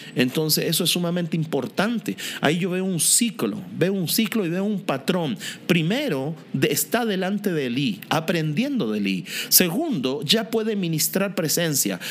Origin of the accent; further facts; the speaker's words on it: Linares, Maule, Chile; Yo soy chileno, nací en Linares